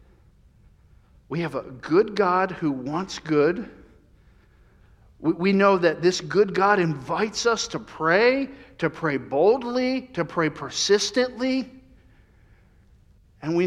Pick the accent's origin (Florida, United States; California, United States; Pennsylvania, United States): Florida, United States; Central; moved away; I grew up in Central Florida